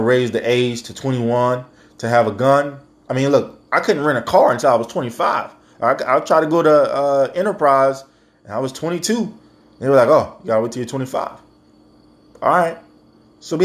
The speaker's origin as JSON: {"language": "English", "country": "United States"}